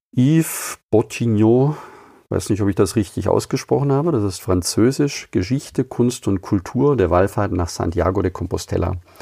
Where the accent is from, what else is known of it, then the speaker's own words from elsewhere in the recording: Überlingen, Baden-Württemberg, Germany; aus meiner Heimatstadt Überlingen